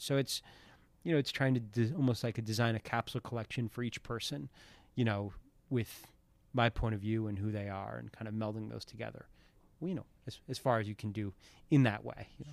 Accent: New Hampshire, United States; also born or lived in Philadelphia, Pennsylvania; I moved to New Hampshire when I was around twelve. So, kinda twelve to eighteen, formative years in New Hampshire and as a kid in Philadelphia

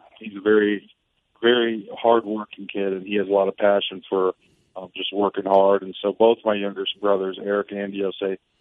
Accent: Midwest, United States; I grew up in the Midwest

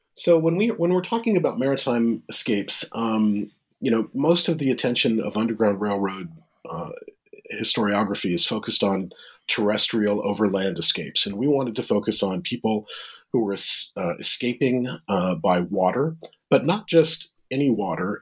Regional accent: Midwest, United States; moved away as an adult; also born or lived in Boston; I'm a Midwesterner

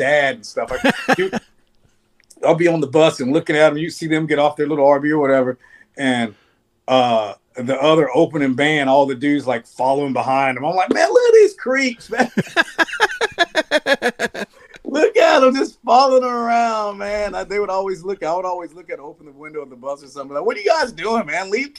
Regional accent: Nashville, Tennessee, United States; moved away; I love Nashville's my hometown. And I go down there and it's so weird being an adult in the town that you grew up in as a kid

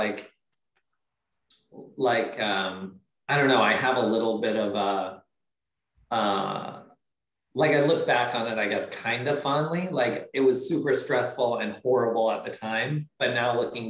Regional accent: Steamboat Springs, Colorado, United States; moved away as an adult; also born or lived in San Francisco, California; now in Los Angeles, United States; I am originally from Colorado, Steamboat Springs, a little ski town.

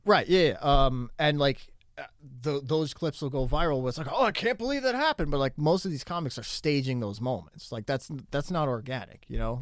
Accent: New Jersey, United States; I'm from New Jersey

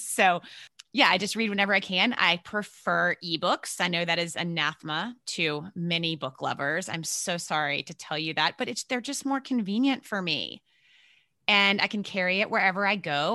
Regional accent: Virginia, United States; moved away as an adult; also born or lived in New York City area, United States; I grew up in Virginia, so southern, but not way down south

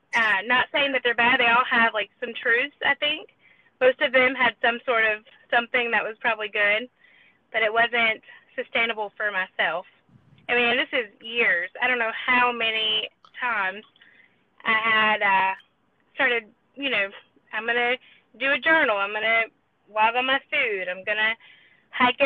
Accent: South Carolina, United States; I'm from South Carolina.

